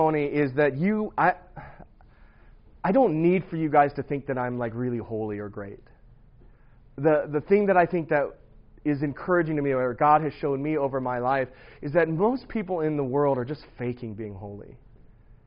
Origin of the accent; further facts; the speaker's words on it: St. Louis, Missouri, United States; I grew up in St. Louis, Missouri in 1977